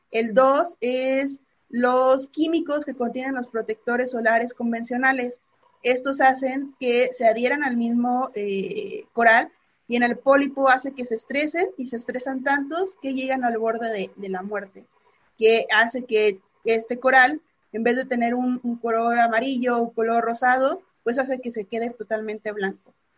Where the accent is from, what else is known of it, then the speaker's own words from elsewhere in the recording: Mexico; como mexicano por excelencia